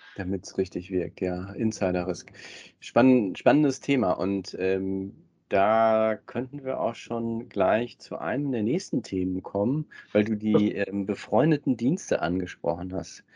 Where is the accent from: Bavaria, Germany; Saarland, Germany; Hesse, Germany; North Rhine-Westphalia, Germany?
North Rhine-Westphalia, Germany; Ruhr area; wir ja beide gebürtig aus dem Ruhrgebiet sind